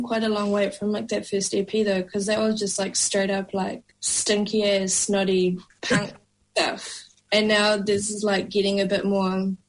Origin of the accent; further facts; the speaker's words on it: Wellington, New Zealand; moved away as an adult; now in Auckland, New Zealand; growing up in Wellington